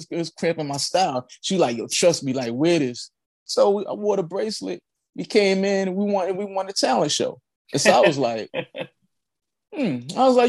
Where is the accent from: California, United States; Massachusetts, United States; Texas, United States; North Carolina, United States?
North Carolina, United States; Charlotte; I grew up like in Charlotte, North Carolina.